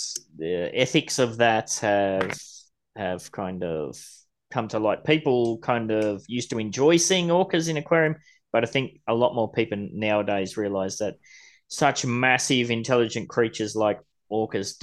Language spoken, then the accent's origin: English; Gold Coast, Queensland, Australia; I grew up on the Gold Coast, surfing as a young kid every morning before school, after school.